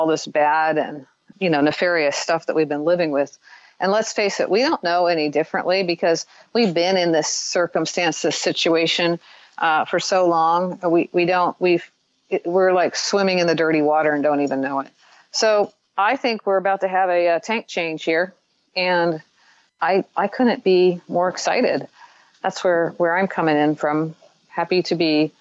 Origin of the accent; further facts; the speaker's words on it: Midwest, United States; I grew up in the Midwest